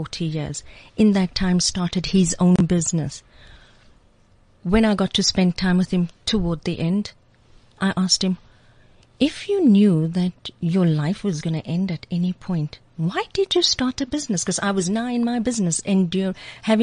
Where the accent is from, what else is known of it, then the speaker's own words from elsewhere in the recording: South Africa; I'm South African, born and bred.